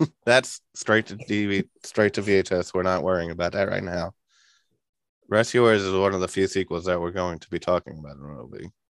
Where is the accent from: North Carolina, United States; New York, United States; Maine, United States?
New York, United States; I'm from New York